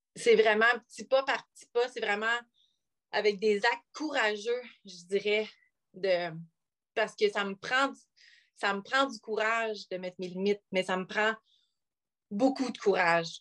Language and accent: French; North Shore of Montreal, Quebec, Canada; now in Bromont, Canada; je viens de la nord de Montréal. Euh, j'ai grandi là pendant 25 ans à Pantigny